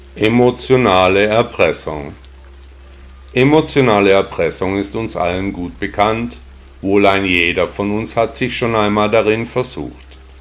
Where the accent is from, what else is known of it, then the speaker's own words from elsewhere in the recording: Stuttgart, Baden-Württemberg, Germany; in meiner Heimatstadt Stuttgart